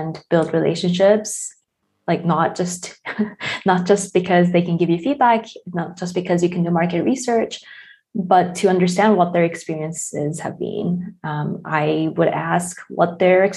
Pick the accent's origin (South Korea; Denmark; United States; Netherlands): South Korea; I'm from South Korea